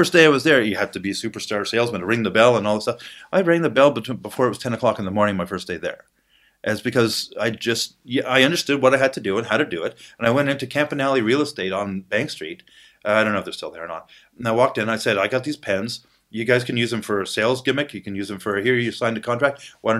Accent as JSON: {"language": "English", "town": "Ottawa", "region": "Ontario", "country": "Canada", "said": "Now I was out in BC at the time. I was from Ottawa."}